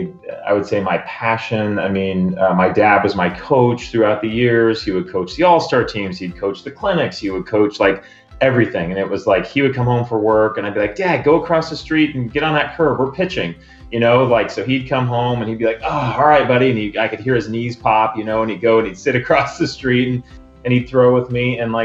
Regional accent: San Diego, California, United States; moved away as an adult; also born or lived in Auburn, Alabama; now in New England, United States; I grew up in San Diego

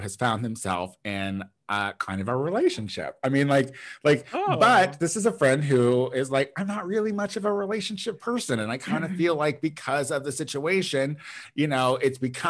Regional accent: Illinois, United States; moved away; my hometown, which is like a town of like about 6,000 people at this point

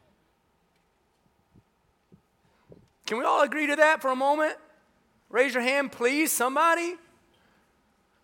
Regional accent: the South, United States; I grew up in the South

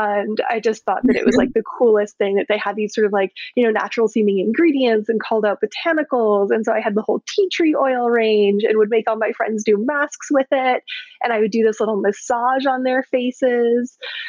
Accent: Baden-Württemberg, Germany; also born or lived in Canada; So I was born in Canada. We moved to Germany when I was 11, just turned 11, and lived in this region in the very south of Germany on the border of Austria and Switzerland where there's this gorgeous lake and rolling hills and orchards and vineyards

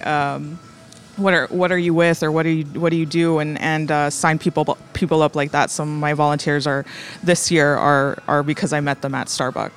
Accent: Rio Grande Valley, Texas, United States; I'm actually from the Rio Grande Valley.

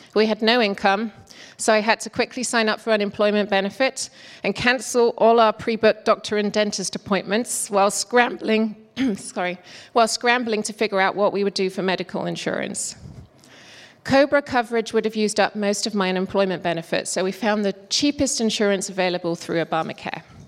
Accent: England, United Kingdom; moved away as an adult; also born or lived in South Carolina / Toledo, Ohio / Michigan / Seattle; now in Woodinville, United States; I'm from England and I came to America in 1999 as a young manufacturing engineer

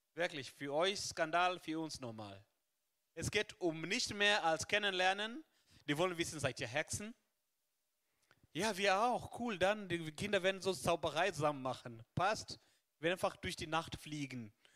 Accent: Kenya; now in Germany; in Kenia, wo ich herkomme

